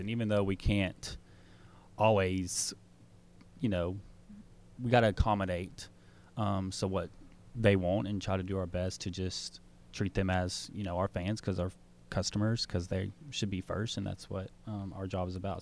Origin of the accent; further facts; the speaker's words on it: Smyrna, Tennessee, United States; also born or lived in Nashville / Murfreesboro / Jackson, Tennessee; I was born in Nashville, grew up in Smyrna, Tennessee all my life